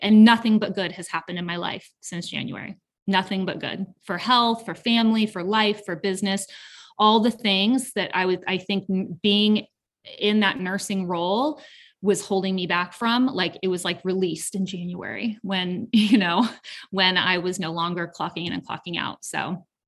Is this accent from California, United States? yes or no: yes; Southern California, United States; now in Canton, Georgia, United States; I'm originally from Southern California